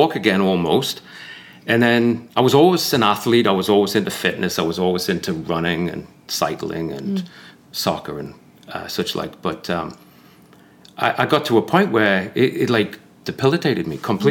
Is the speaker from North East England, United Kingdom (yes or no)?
yes; Newcastle upon Tyne, North East England, United Kingdom; moved away as an adult; now in United States; I was born and raised in Newcastle, just outside Newcastle.